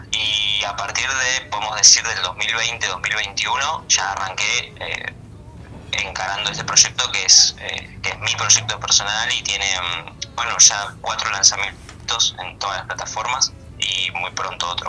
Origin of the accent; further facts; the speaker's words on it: Patagonia, Argentina; Vengo desde Patagonia